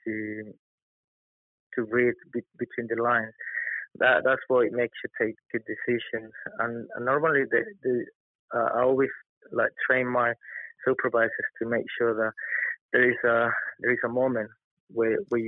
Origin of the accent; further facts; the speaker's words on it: Colombia; also born or lived in London; now in United Kingdom; my background is that I'm from Colombia